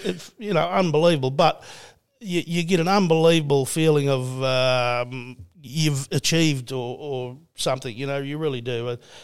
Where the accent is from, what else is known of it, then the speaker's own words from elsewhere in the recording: Australia; That's one of the greatest things you can do as an Aussie.